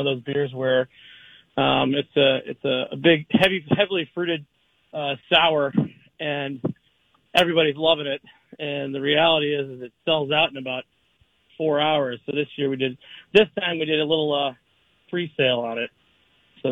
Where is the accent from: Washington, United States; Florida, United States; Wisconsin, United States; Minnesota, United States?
Minnesota, United States; Prior Lake; also born or lived in Savage, Minnesota; my hometown down in Prior Lake and Savage